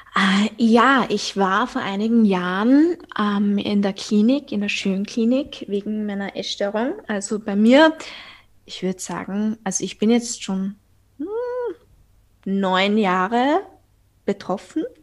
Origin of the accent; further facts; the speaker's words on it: Austria; accent: Viennese; ich bin aus Österreich, also falls mein Dialekt äh, euch ein bisschen verwirrt.